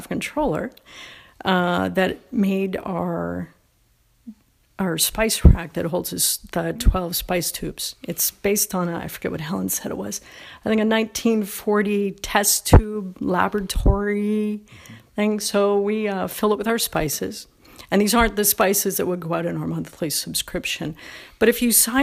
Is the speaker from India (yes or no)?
no; Toronto, Ontario, Canada; now in United States; I'm Canadian, was Canadian. I born and raised in Toronto.